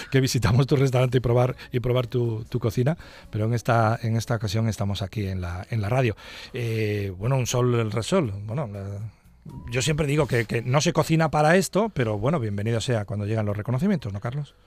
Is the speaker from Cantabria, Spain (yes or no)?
yes; Cantabria, Spain; nuestra región